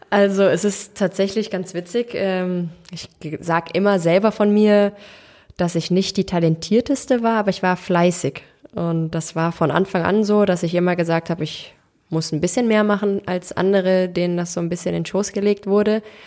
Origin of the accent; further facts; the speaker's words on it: Cologne, North Rhine-Westphalia, Germany; Ich bin in Köln geboren, ähm, bin hier groß geworden